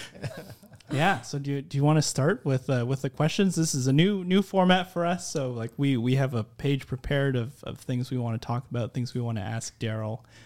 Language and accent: English; Philippines; I'm Filipino